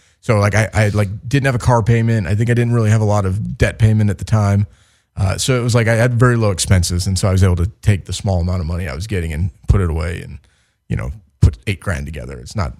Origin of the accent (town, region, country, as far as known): Chicago, Illinois, United States; now in Los Angeles, United States